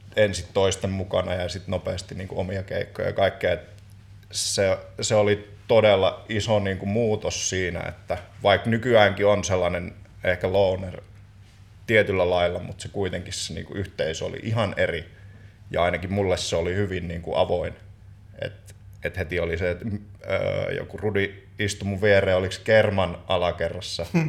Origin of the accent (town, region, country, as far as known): Joensuu, North Karelia, Finland